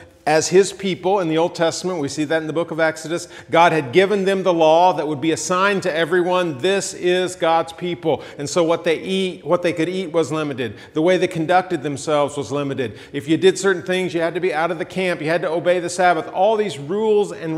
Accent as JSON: {"language": "English", "region": "Georgia", "country": "United States", "moved": "yes", "said": "I'm from Georgia."}